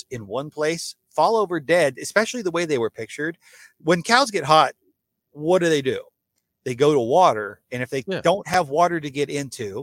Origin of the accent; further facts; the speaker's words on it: United States; now in Texas, United States; I grew up in the West, right on the Mississippi River